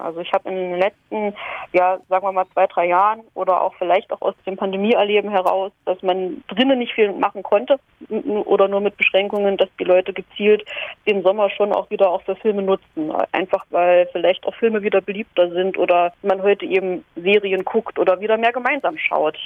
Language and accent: German; Halle, Saxony-Anhalt, Germany; moved away; ich komme ursprünglich aus Halle